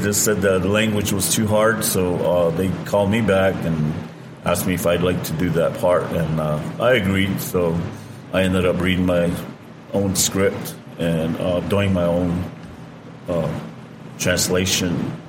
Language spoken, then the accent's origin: English; Teec Nos Pos, Arizona, United States; also born or lived in Shiprock, New Mexico; Yeah, I was raised in Tisnospas, Arizona.